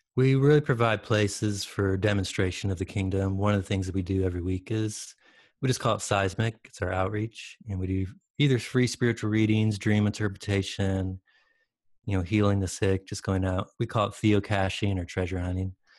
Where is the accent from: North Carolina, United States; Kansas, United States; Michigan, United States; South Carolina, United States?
Michigan, United States; moved away as an adult; also born or lived in Detroit, Michigan / Salt Lake City, Utah; now in San Diego, United States; I grew up in Michigan.